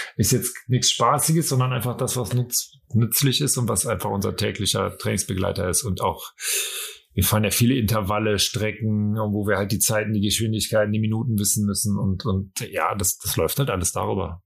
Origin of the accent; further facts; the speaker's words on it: Cologne, North Rhine-Westphalia, Germany; moved away; Ich habe ja Ewigkeiten in Köln gelebt und das ist ja eigentlich so meine Heimatstadt